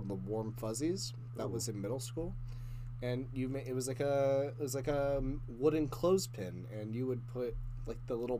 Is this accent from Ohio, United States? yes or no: yes; Ohio, United States; I'm from Corntown. Corntown, USA, formerly known as Ohio. It is just the biggest little town in the United States.